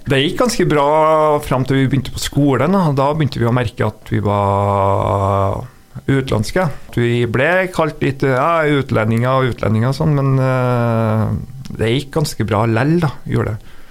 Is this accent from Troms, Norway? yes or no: no; Trondheim, Trøndelag, Norway; also born or lived in São Paulo, Brazil; Ja, jeg vokste opp i Trondheim og bodde på Kattem.